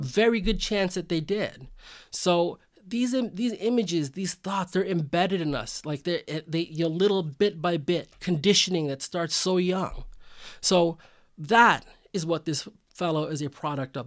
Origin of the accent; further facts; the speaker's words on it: Bay Area, California, United States; I'm a Filipino American. Um, I grew up in the Bay Area. I'm the son of immigrants